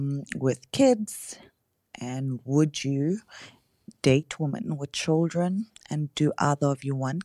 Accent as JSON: {"language": "English", "country": "South Africa", "first_language": "Afrikaans", "second_language": "English", "said": "I'm from South Africa and we do not speak English here. Our first language is Afrikaans. Well, we have like many languages, but our first language, my first language is Afrikaans."}